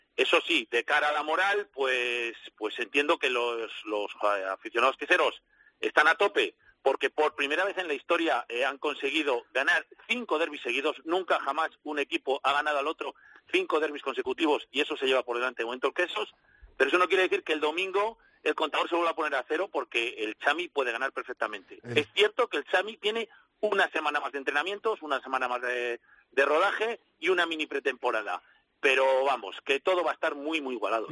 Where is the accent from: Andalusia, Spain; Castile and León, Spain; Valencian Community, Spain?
Castile and León, Spain; Valladolid; soy vallisoletano